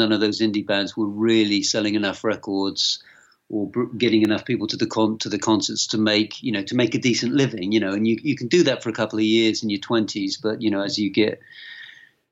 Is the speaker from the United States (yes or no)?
no; Yeovil, South West England, United Kingdom; I grew up in Yeovil, you know, a small town